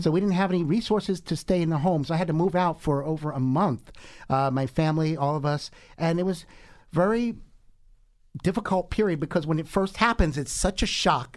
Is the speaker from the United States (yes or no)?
yes; Monmouth County, Jersey Shore, New Jersey, United States; I'm from the Jersey Shore. I'm from Monmouth